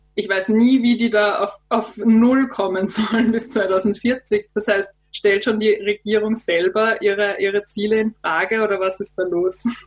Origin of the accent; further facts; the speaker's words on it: Austria; bei uns in Österreich